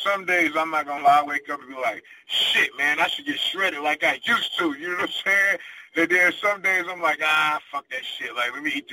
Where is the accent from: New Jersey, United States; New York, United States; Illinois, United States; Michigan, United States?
Michigan, United States; Detroit; moved away as an adult; also born or lived in Charlotte, North Carolina; now in Las Vegas, United States; I lived, born and raised in Detroit, I lived in Charlotte, North Carolina for a while. And then I moved from there to Las Vegas